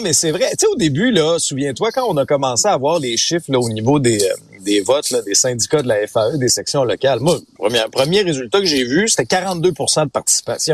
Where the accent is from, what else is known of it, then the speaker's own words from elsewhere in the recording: Abitibi, Quebec, Canada; moved away; moi j'ai grandi en Abitibi.